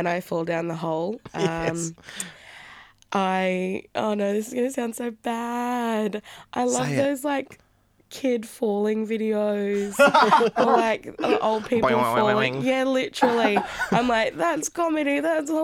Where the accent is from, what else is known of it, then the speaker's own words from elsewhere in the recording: Sydney, New South Wales, Australia; also born or lived in Perth; I grew up in Sydney and went over to Perth for 4 years to study.